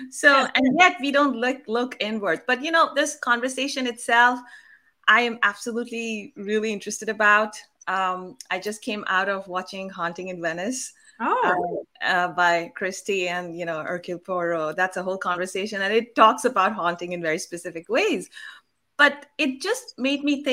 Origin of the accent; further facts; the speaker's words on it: Kolkata, West Bengal, India; I come from Calcutta and I was born there